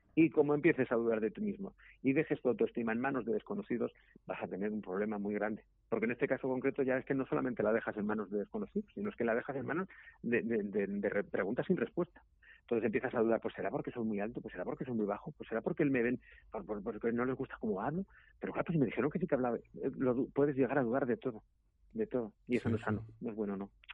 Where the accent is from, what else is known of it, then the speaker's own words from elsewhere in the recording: Zaragoza, Aragon, Spain; yo soy de Zaragoza